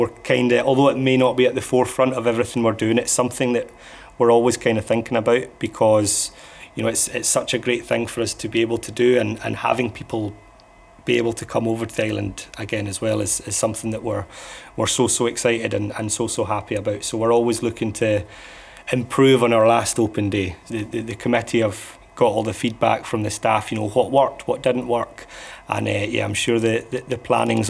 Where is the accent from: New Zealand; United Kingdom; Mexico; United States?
United Kingdom; Islay, Scotland; born or raised there